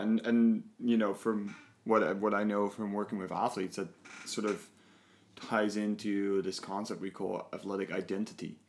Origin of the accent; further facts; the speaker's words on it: Netherlands; now in Canada; I'm from the Netherlands